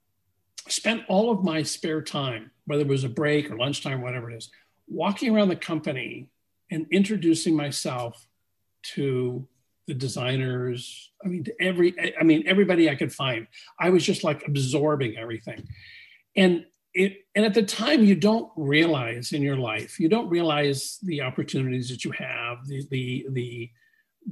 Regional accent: Glendale, California, United States; I was born and raised in Glendale

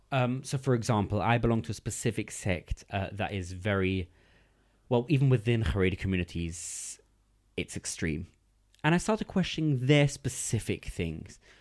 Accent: London, United Kingdom; English is a second language; also born or lived in Gateshead; I grew up in East London

